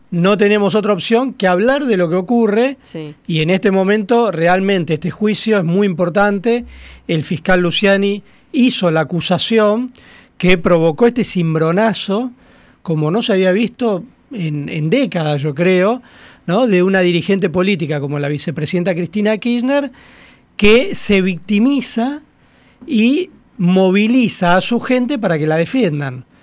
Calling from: Adrogué, Buenos Aires Province, Argentina; de Adroguén.

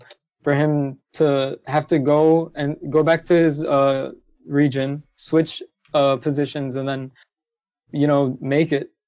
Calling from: Anaheim, California, United States; Hey, Travis, I'm calling from Anaheim, California.

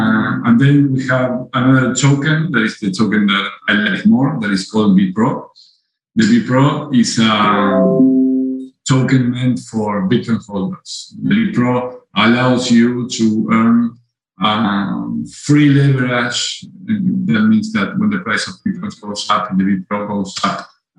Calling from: Uruguay; I'm calling you from Uruguay.

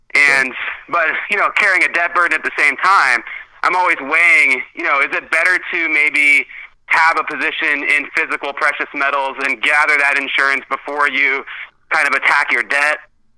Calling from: Vancouver, Washington, United States; I'm calling from Vancouver, Washington, which is just outside Portland, Oregon.

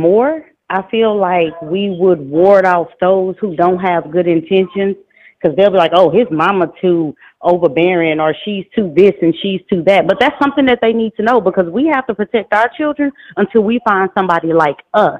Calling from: Houston, Texas, United States; I'm calling from Houston, Texas.

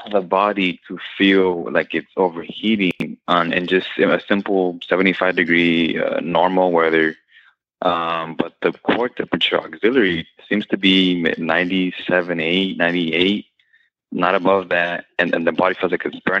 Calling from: Texas, United States; Hey, Ricky. And I'm calling from Texas.

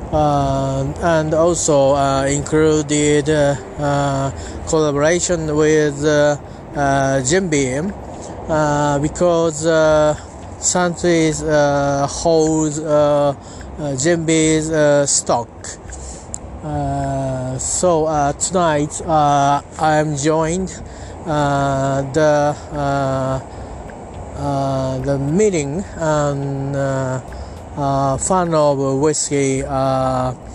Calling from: Japan; English is a second language; I'm talking from Japan. I'm at uh, near my local train station.

